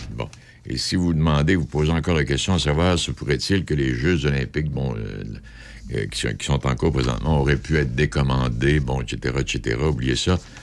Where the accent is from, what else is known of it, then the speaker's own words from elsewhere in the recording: Rimouski, Quebec, Canada; chez nous à Rimouski